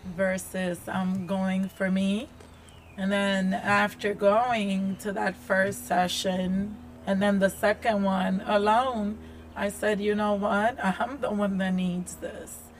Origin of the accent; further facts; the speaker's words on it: New York, United States; also born or lived in Dominican Republic; I grew up in New York